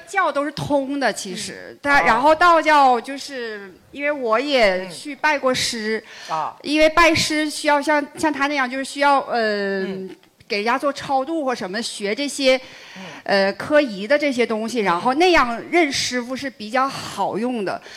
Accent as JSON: {"language": "Chinese", "region": "Northeast China", "country": "China", "said": "我是东北人"}